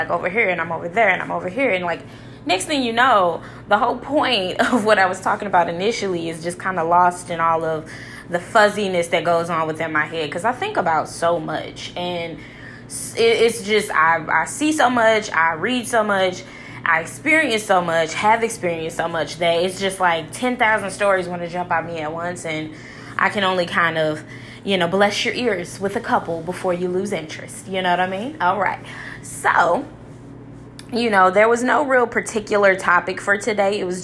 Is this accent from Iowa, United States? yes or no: no; St. Louis, Missouri, United States; I'm just from St. Louis.